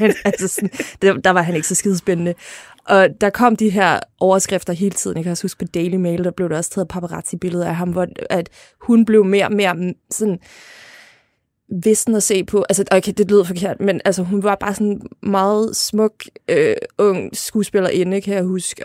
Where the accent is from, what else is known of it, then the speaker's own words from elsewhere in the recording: Lolland, Zealand, Denmark; jeg voksede op på Lolland